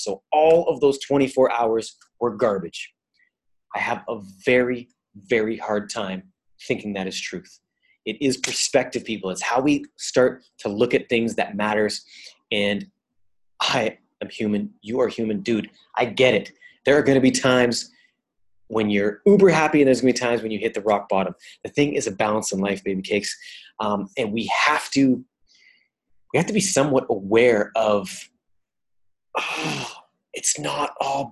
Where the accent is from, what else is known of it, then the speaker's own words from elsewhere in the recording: Canada; also born or lived in Italy; I come from Canada.